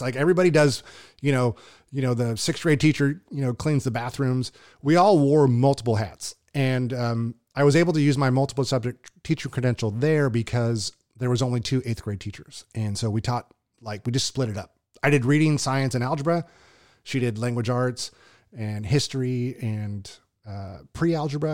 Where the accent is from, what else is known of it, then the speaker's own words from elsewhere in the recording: Southern California, United States; moved away as an adult; also born or lived in Hawaii; now in Tulare, United States; I was from Southern California